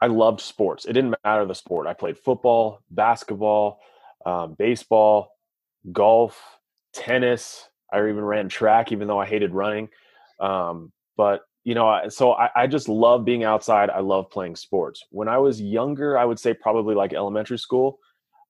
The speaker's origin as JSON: {"language": "English", "town": "Santa Maria", "region": "California", "country": "United States", "tie": "born or raised there", "said": "I grew up on the Central Coast of California. That's where a small little town, Santa Maria"}